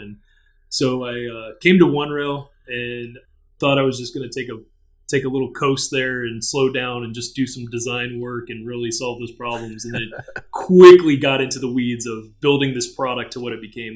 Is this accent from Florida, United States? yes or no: yes; Orlando, Florida, United States; third generation from Orlando, grew up here